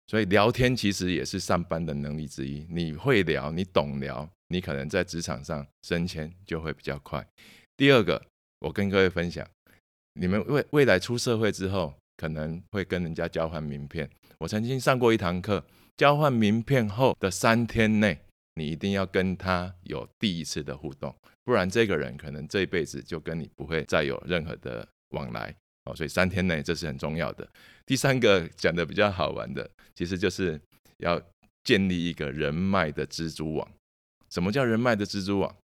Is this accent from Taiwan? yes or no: yes; Taiwan; 从小就在娱乐界长大